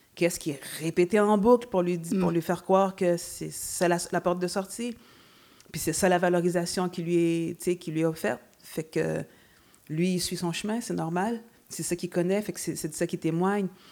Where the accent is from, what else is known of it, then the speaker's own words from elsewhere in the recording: Montreal, Quebec, Canada; étant montréalaise